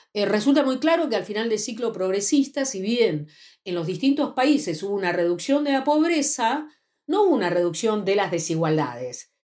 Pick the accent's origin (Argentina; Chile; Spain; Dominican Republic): Argentina; yo soy eh, investigadora y socióloga de la Argentina, trabajo en el Centro Nacional de Investigaciones Científicas de mi país